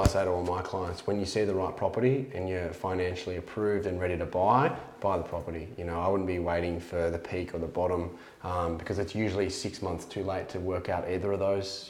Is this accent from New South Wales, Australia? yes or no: yes; Sydney, New South Wales, Australia; I'm from the Northern Beaches.